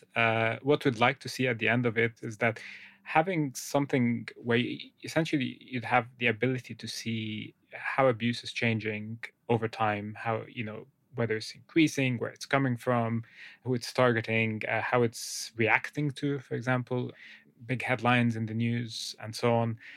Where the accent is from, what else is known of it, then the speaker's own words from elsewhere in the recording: Egypt; moved away; I grew up in, in Egypt, uh, I'm from Egypt originally.